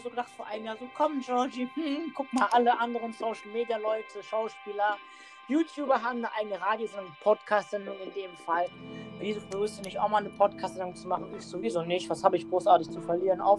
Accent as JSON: {"language": "German", "town": "Ratingen", "region": "North Rhine-Westphalia", "country": "Germany", "said": "ich bin ja eigentlich kein Düsseldorfer, ich komme ja aus Ratingen"}